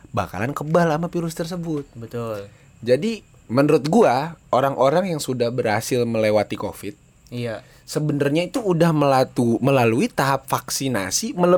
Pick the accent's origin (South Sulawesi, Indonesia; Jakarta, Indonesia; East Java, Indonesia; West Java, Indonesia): Jakarta, Indonesia; nggak tahu sih mungkin ya karena memang dari dulu kita orang Betawi kan yeah. demennya nyocol bumbu kacang gitu